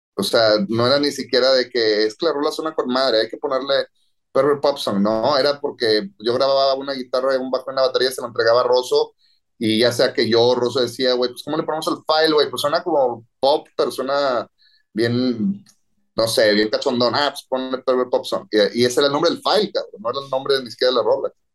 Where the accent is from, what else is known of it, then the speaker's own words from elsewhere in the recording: Monterrey, Nuevo León, Mexico; regreso a Monterrey a casa de mis papás